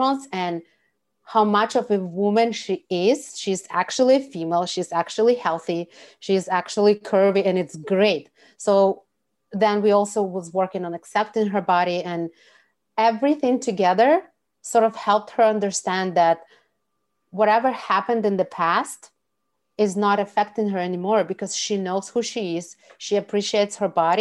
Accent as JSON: {"language": "English", "country": "Russia", "said": "I'm from Russia"}